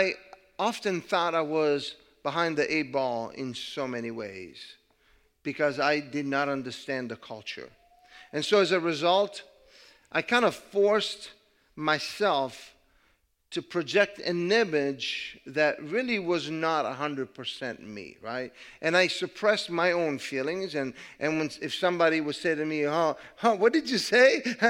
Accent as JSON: {"language": "English", "country": "Italy", "second_language": "English", "moved": "yes", "said": "And so I decided to move, and I came from Italy. I could not speak the language very well. I did not understand the culture."}